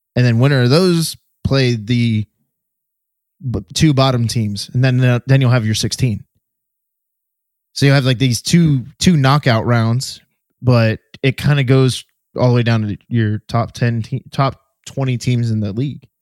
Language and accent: English; Florida, United States; my hometown teams, the Heat and or, well, the Heat primarily and the Magic